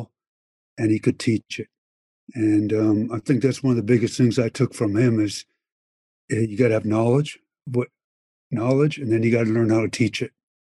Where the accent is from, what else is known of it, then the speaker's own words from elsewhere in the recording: Penticton, British Columbia, Canada; moved away as an adult; also born or lived in Finland; growing up in Penticton